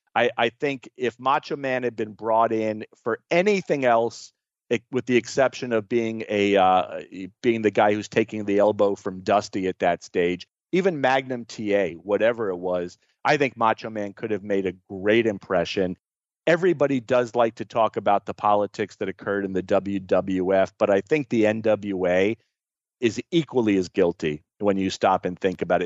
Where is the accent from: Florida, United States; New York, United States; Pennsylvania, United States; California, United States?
Florida, United States; growing up in Florida